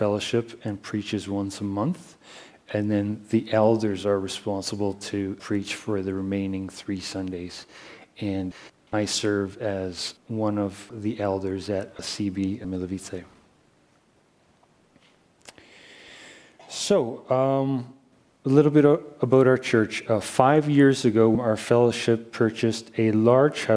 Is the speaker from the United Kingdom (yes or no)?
no; Canada; moved away; I'm Canadian.